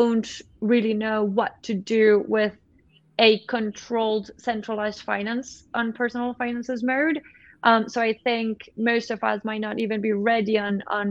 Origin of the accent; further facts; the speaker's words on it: Colombia; I'm from Colombia